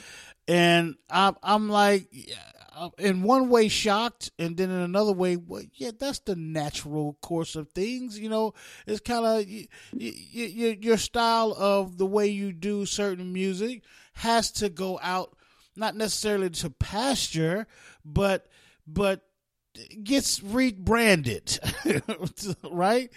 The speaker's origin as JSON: {"language": "English", "region": "West Virginia", "country": "United States", "tie": "born or raised there", "also_born_or_lived": "East Orange, New Jersey / Newark, New Jersey", "said": "I grew up in West Virginia"}